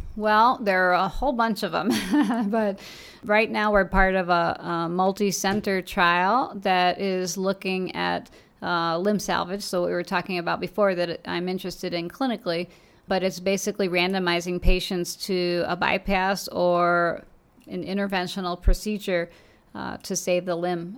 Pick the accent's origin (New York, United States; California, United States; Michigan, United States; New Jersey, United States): New York, United States; Long Island; moved away as an adult; also born or lived in Saint Louis / Chicago; I actually grew up on Long Island, New York